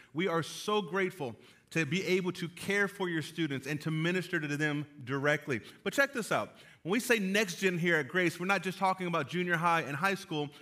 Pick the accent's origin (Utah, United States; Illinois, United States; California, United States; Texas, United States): California, United States; moved away; I am from California